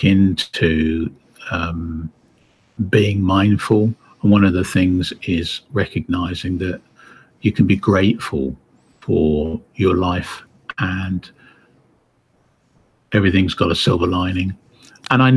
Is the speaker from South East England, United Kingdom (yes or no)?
yes; Windsor, South East England, United Kingdom; I was raised in Windsor, Berkshire, where the castle is